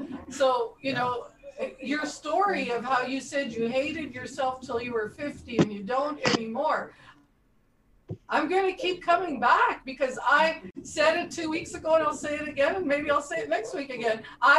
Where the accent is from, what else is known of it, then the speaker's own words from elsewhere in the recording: Brazil; Okay, well, I grew up in Brazil. Yeah, my parents are missionaries